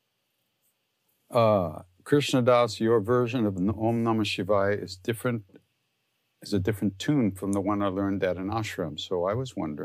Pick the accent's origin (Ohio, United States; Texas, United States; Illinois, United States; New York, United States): New York, United States; Long Island; I'm from Long Island, so I sing like I'm from Long Island